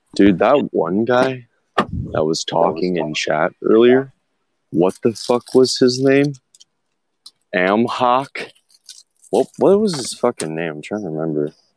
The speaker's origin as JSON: {"language": "English", "country": "United States", "said": "I'm American"}